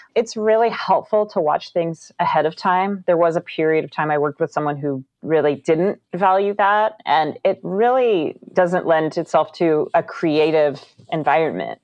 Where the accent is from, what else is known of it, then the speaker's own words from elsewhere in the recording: Northern California, United States; I'm from Northern California, where historically the Foley artists here were all women